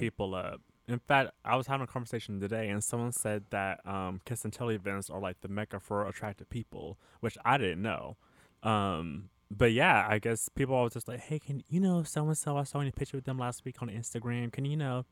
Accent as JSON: {"language": "English", "region": "California", "country": "United States", "also_born_or_lived": "Los Angeles", "said": "I'm from California, but I'm not from L A proper"}